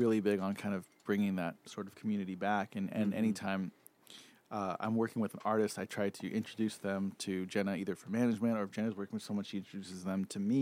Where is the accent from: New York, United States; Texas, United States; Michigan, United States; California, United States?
California, United States; San Pedro; my hometown, well, San Pedro, which is not too far from here